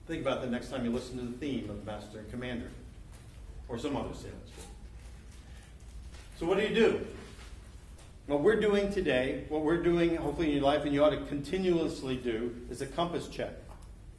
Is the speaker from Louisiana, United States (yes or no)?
no; New York, United States; also born or lived in Florida; now in Ohio, United States; I grew up in Long Island Sound. I moved to Florida. And then I moved to Ohio